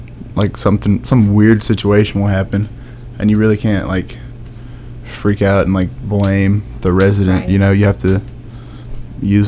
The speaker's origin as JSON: {"language": "English", "town": "Rome", "region": "Georgia", "country": "United States", "said": "I'm from Rome, Georgia, which is, for those who don't know, it's like an hour south of Chattanooga"}